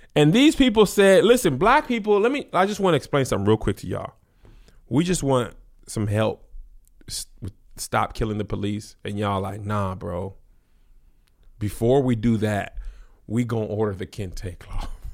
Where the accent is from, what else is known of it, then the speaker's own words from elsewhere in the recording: El Paso, Texas, United States; I'm from El Paso